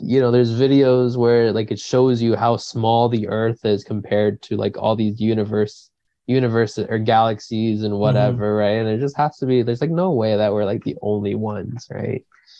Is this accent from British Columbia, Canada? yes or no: yes; Coquitlam, British Columbia, Canada; we're from Coquitlam and just road tripping down to Squamish and whatever. And he's like, oh, you guys like born and raised there? And I'm like, yeah, you know.